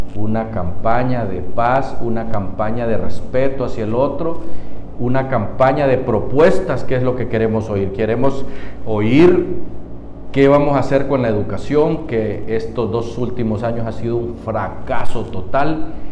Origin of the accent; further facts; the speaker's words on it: Honduras; como pueblo hondureño